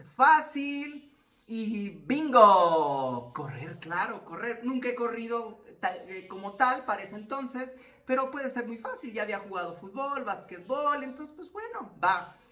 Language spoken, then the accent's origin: Spanish; Zapopan, Jalisco, Mexico; muy cerca del departamento de papás existía, existe un bosque llamado Bosque Los Colomos en Zapopan, Jalisco, acá en México